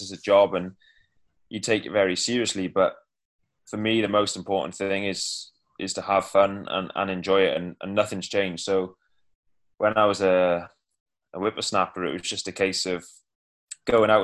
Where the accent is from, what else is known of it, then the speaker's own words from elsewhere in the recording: Cardiff, Wales, United Kingdom; I'm from Cardiff